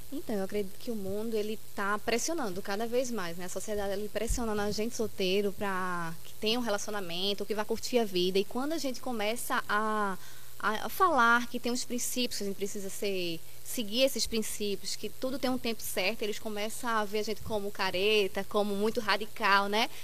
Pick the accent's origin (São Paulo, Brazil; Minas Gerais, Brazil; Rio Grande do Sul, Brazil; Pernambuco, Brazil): Pernambuco, Brazil; Carpina; sou daqui de Carpina mesmo